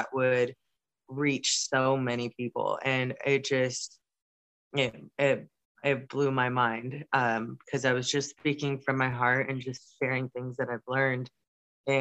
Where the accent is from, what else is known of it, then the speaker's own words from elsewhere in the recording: Wildomar, California, United States; I was born and raised in Southern California in a small town called Wildomar